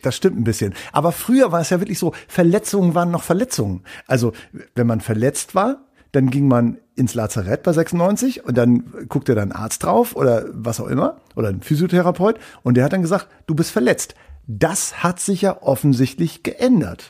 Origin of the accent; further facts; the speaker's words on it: East Frisia, Wittmund district, Lower Saxony, Germany; da, wo ich herkomme, kommt nämlich auch Healing Hans her